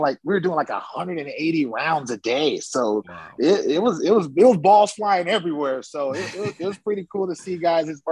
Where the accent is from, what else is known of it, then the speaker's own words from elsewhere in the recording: Oakland, California, United States; moved away as an adult; now in Scottsdale, United States; I'm from Oakland